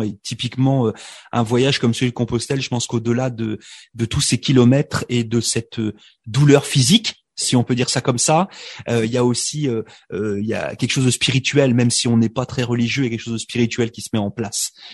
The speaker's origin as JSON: {"language": "French", "country": "France", "moved": "yes", "said": "je suis immigré de France"}